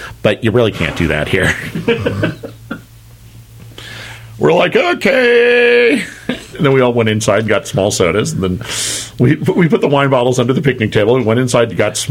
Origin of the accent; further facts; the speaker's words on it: California, United States; accent: lazy California accent; My lazy California accent